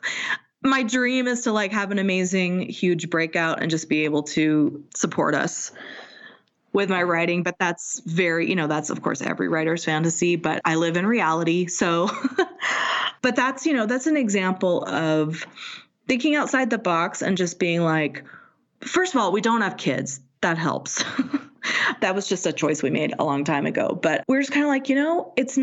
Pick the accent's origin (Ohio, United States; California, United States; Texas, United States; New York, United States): California, United States; Pacifica; moved away as an adult; also born or lived in San Francisco; now in Salt Lake City, United States; which is where we met doing community theater and where I moved when I was like 12. And when my mom remarried, we moved from San Francisco to Pacifica.